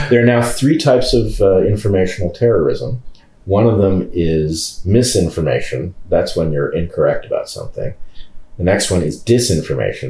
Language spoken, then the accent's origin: English; California, United States; moved away; I'm a Californian by birth, but I don't live in California